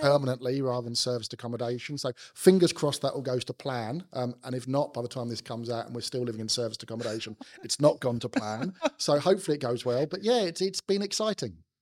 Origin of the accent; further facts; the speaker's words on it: London, United Kingdom; accent: South London; also born or lived in Sydney, Australia; my South London accent